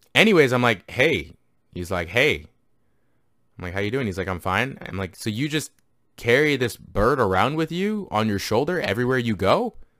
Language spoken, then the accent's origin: English; Canada; I grew up grew up in Canada